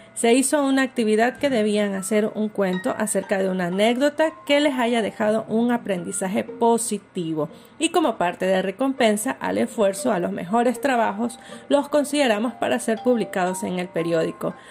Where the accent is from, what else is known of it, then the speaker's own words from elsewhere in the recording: Ecuador; somos como ecuatorianos y ecuatorianas